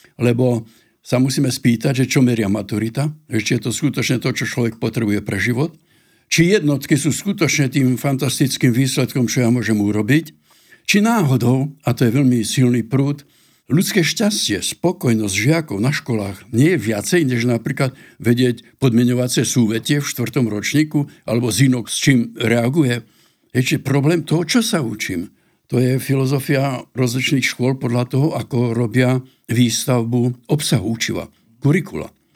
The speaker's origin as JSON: {"language": "Slovak", "country": "Slovakia", "said": "u nás na Slovensku"}